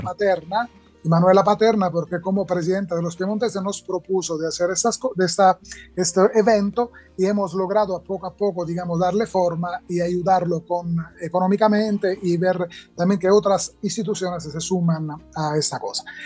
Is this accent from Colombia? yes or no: no; Agrigento, Sicily, Italy; now in Mexico; yo soy de Agrigento, en Sicilia, una ciudad eh, muy bonita